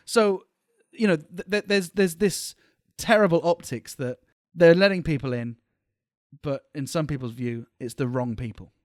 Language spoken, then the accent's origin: English; United Kingdom; born or raised there; moved away as an adult; now in Malaysia